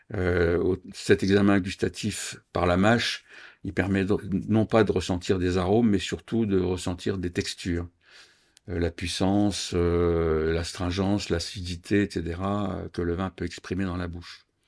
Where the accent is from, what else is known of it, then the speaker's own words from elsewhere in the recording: Reims, Grand Est, France; je suis champenois, je suis né à Reims